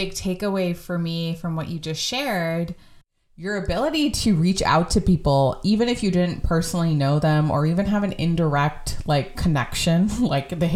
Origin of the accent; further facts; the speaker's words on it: Bay Area, California, United States; I grew up in the Bay Area